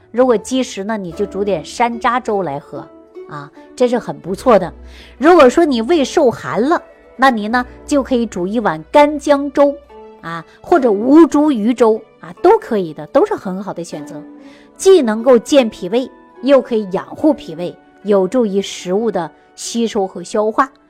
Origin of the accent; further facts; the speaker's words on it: China; 作为我们中国人